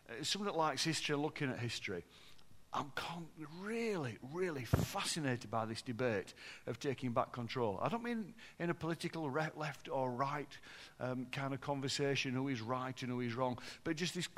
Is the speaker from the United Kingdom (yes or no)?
yes; Yorkshire and the Humber, United Kingdom; I'm from Yorkshire.